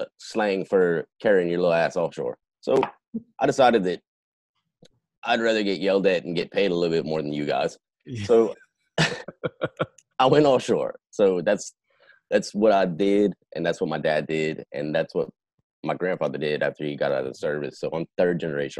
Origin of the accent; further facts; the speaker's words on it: Louisiana, United States; South Louisiana.